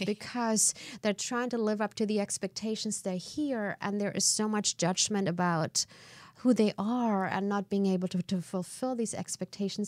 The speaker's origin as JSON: {"language": "English", "country": "Germany", "also_born_or_lived": "Canada", "moved": "as an adult", "lives_now": "United States", "said": "I'm from Germany originally. I spent the f, you know, I was in my early twenties when I moved first to Canada"}